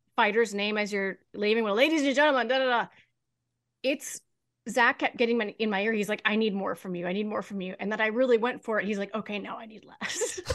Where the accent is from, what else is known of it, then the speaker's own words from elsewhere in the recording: Kansas City, United States; also born or lived in New York; my hometown. I wasn't born here, but I've lived here since I was seven. So, basically my hometown